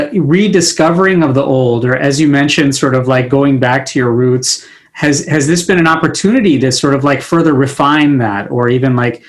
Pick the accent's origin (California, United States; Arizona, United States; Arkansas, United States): California, United States; As an Indian American who was born and raised in California